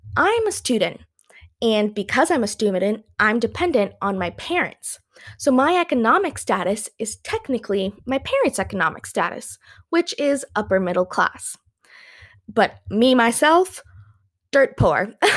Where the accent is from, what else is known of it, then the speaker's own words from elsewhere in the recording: Canada; first language English; I'm from Canada, eh?